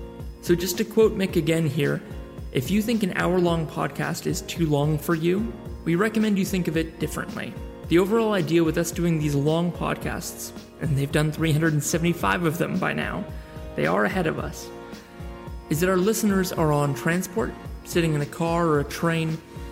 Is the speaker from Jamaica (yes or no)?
no; New Zealand; accent: American-ish; moved away; Simply speaking, despite my American-ish accent, I'm a Kiwi, and my wife and I have been abroad for 7 years. So we've simply made the decision to return home.